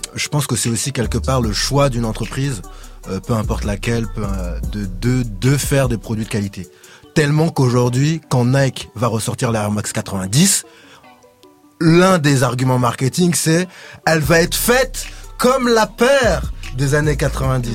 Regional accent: Sarcelles, Île-de-France, France; dans ma cité, puisque j'ai grandi à Sarcelles

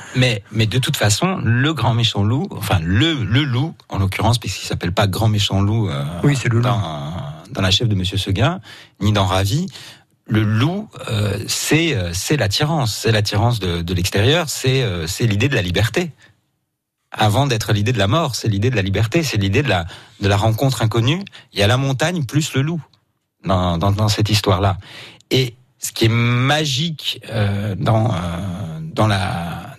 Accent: Marseille, Provence-Alpes-Côte d'Azur, France; je suis né à Marseille, euh, je suis né en Provence

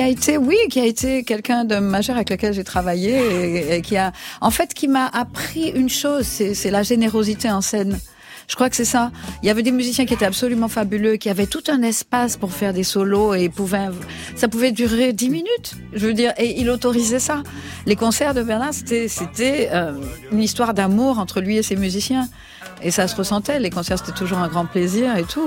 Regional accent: Martinique; moved away; je viens de la Martinique. Je n'avais pas honte de mes origines

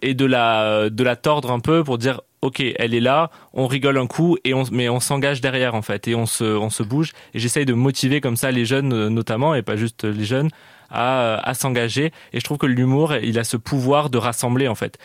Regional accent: Canada; moved away; J'ai grandi au Canada

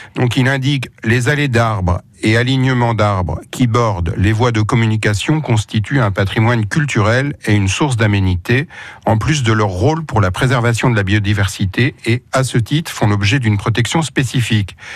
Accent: Torigni-sur-Vire, Normandy, France; moved away; quand on est né, comme c'est mon cas à Torigny

